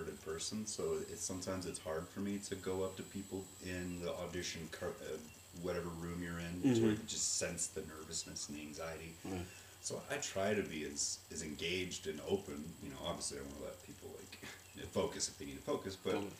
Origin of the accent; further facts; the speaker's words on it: Shawnee, Oklahoma, United States; I was born in Shawnee, Oklahoma, and they had a Shawnee Little Theater